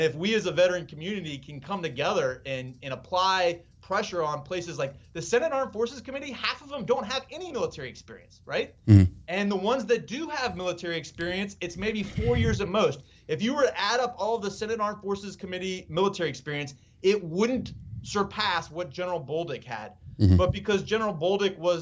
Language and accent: English; Ohio, United States; I am from Ohio